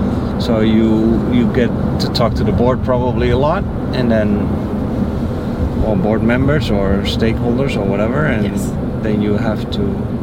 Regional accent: Netherlands; moved away; So I'm from the Netherlands.

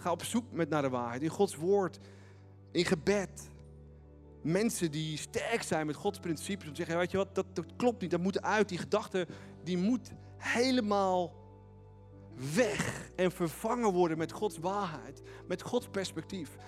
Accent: Netherlands

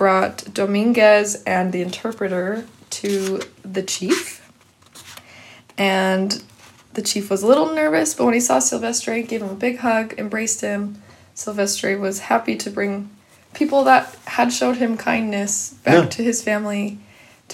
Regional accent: Vernal, Utah, United States; my hometown of Vernal.

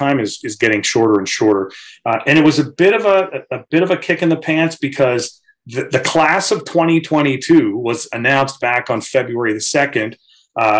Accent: Chatham, Ontario, Canada; I grew up in Chatham, Ontario.

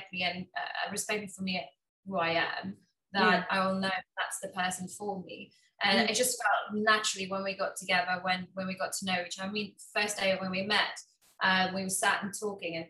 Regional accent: Trichardt, Mpumalanga, South Africa; moved away as an adult; now in United Kingdom; I was born in South Africa in a town called Trichardt. I don't even know how to pronounce that, but yeah. grew up on a small village

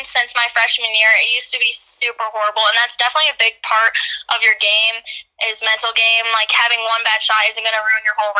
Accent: Dixon, Illinois, United States; I come from Dixon, obviously, which is a pretty small town

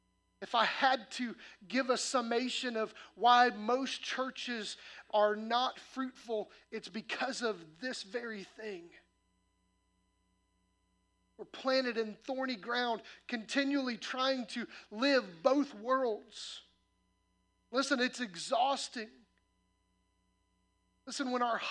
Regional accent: Midwest, United States; moved away; I grew up in the Midwest where corn and soybean farms

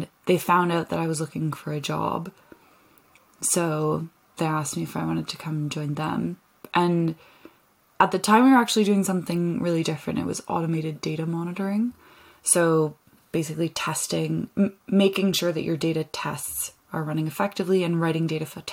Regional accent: Canada; moved away as an adult; also born or lived in London; I'm from Canada where I spent a lot of time outside

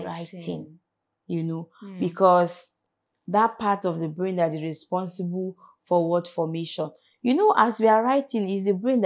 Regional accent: Kaduna, Kaduna State, Nigeria; now in Abuja, Nigeria; I am from Kaduna

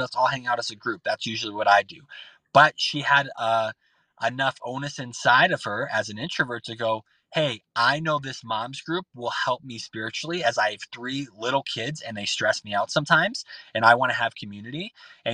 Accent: Boston, Massachusetts, United States; I'm from Boston. This is Boston coming out

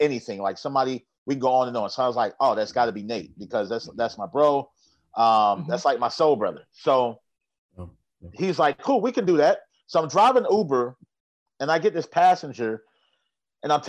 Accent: Atlanta, Georgia, United States; also born or lived in Gary, Indiana; So I claim ATL as home, even though some folks try to tell me I can't, but I know I can because I grew up here, baby

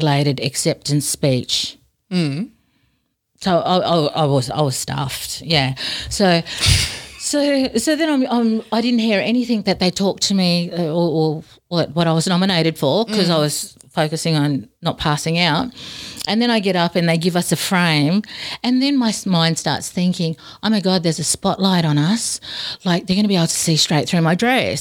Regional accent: Darwin, Northern Territory, Australia; now in Robinvale, Australia; we grew up in a housing commission area in Darwin

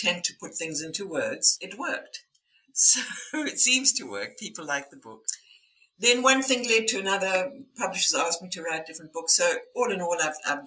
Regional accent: South Africa; my background is I was born in South Africa.

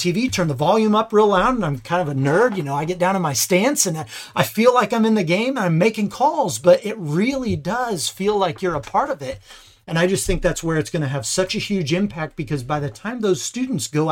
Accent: Indiana, United States; I'm from Indiana, played basketball my whole life

